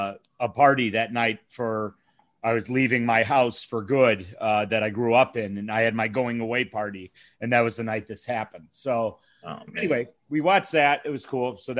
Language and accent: English; Palatine, Illinois, United States; my hometown Palatine